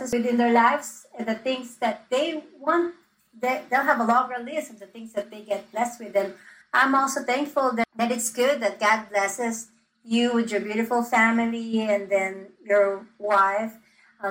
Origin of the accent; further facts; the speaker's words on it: Philippines; I'm from the Philippines